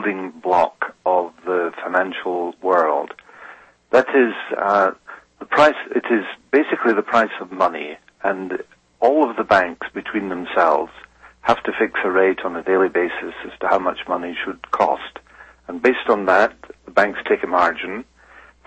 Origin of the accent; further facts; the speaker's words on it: United Kingdom; moved away as an adult; also born or lived in Switzerland; now in Geneva, Switzerland; I'm originally a British citizen. I've lived in Switzerland for a number of years, 20 years, more than 20 years, in fact, and now also Swiss national.